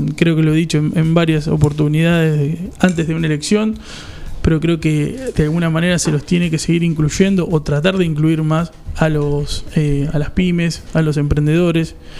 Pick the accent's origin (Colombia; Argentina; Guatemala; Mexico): Argentina; somos Argentina y somos un entramado diferente a otros lados